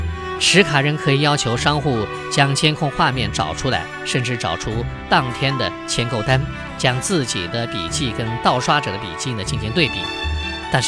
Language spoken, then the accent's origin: Chinese; China; 这就导致了我们中国人有为信用卡设置密码的习惯。